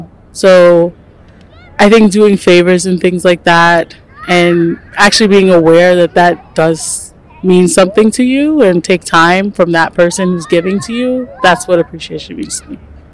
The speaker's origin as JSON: {"language": "English", "region": "New York", "country": "United States", "said": "I'm a New Yorker"}